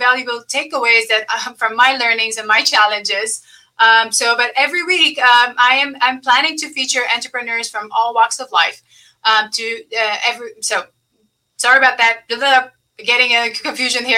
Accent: Lebanon; moved away; I was born and raised in Lebanon in the middle of war. So all I know from the time I was born was like war until I left the country

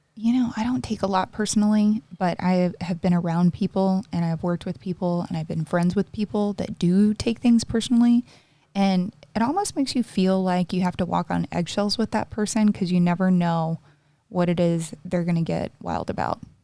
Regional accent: the South, United States; I was raised in the South, so obviously very conservative and also the Bible Belt

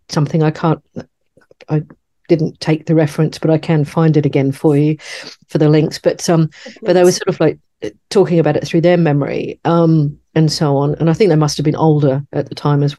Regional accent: Sydney, New South Wales, Australia; where I grew up in Sydney, we had certainly Australia's first children's bookshop.

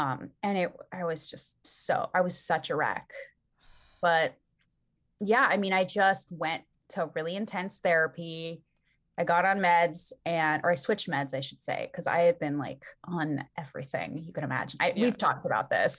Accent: Calabasas, California, United States; we grew up in Calabasas, like Southern California

